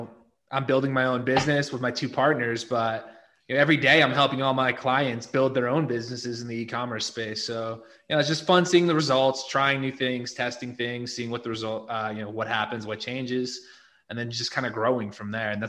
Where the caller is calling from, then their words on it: Guadalajara, Jalisco, Mexico; I'm calling in from Guadalajara.